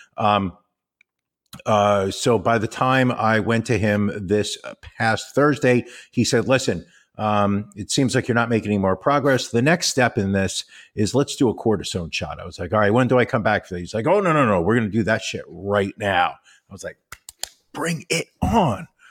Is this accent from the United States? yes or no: yes; United States; I'm an American and I'm a proud American